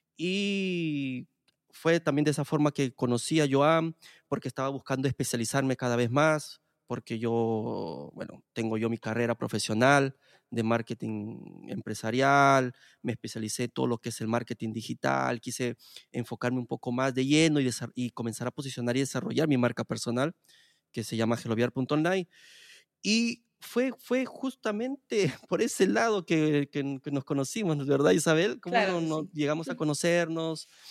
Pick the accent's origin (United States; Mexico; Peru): Peru; moved away as an adult; en mi país de Perú